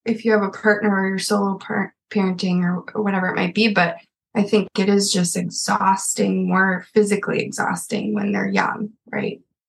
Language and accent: English; Minnesota, United States; I grew up in Minnesota and grew up a Viking fan.